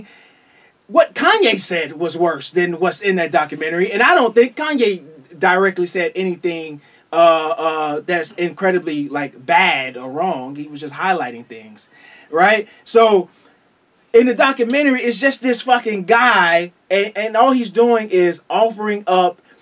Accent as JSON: {"language": "English", "town": "Eatonville", "region": "Florida", "country": "United States", "said": "I'm from Eatonville, Florida"}